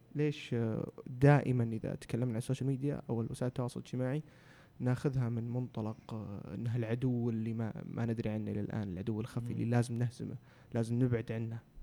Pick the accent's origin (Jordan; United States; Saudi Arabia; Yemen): Saudi Arabia; عندنا في السعوديه